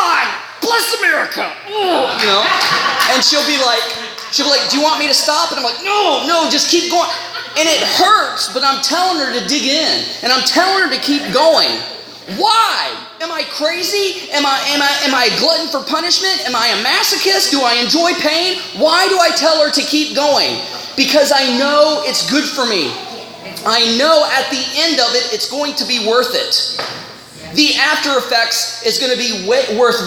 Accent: United States; now in Canada; I'm from the States

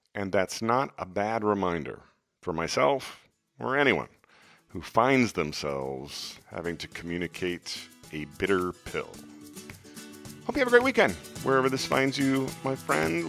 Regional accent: Des Moines, Iowa, United States; my hometown of Des Moines

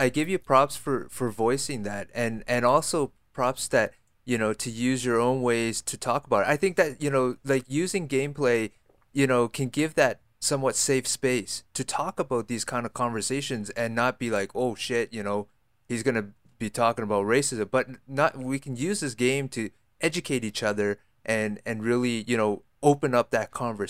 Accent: Canada; born there; I'm Canadian born Chinese, right? So I'm born here.

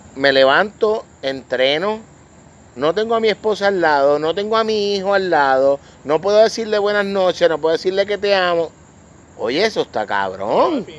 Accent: Vega Baja, Puerto Rico; mi familia, mi hermana, mis primas todos, aunque somos de Vega Baja

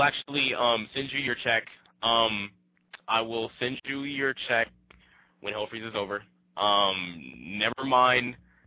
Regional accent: Compton, California, United States; I'm from Compton.

